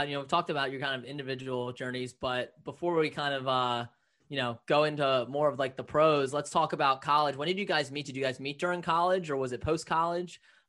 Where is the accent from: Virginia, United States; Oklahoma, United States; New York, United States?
Virginia, United States; Leesburg; also born or lived in Manassas, Virginia; I'm from Leesburg, Virginia.